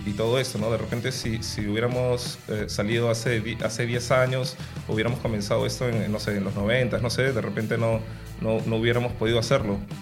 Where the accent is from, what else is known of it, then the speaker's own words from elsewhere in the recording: Lima, Peru; yo vengo de La Victoria, que es un barrio donde, donde hay mucha cultura afroperuana